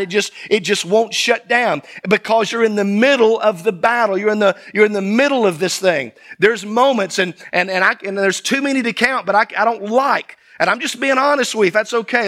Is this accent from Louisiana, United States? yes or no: no; South Mississippi, United States; as a child growing up in Sunday school. in South Mississippi